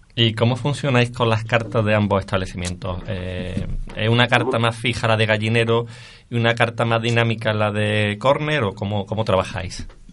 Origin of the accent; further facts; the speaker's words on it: Córdoba, Andalusia, Spain; yo evidentemente como cordobés que soy, eh, siempre íbamos de pequeñito a veranear a Fongirola